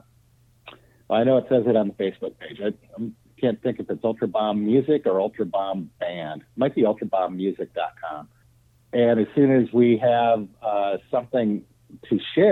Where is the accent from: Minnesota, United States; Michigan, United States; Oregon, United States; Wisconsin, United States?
Minnesota, United States; we're from Minnesota